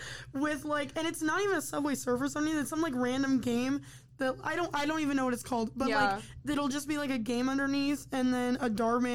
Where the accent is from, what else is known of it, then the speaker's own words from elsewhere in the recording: Michigan, United States; I'm close to Indiana. I'm still technically from Michigan.